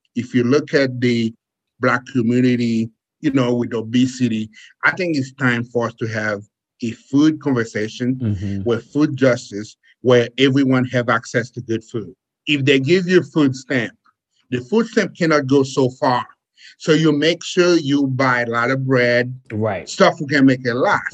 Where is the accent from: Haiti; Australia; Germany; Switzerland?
Haiti; now in United States; As a kid growing up in Haiti, uh, I came to the United States on a boat